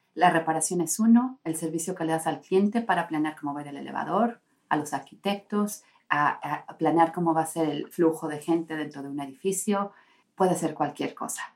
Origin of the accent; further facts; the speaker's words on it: Tehuacán, Puebla, Mexico; now in Finland; Yo soy de México, de Tehuacán, Puebla.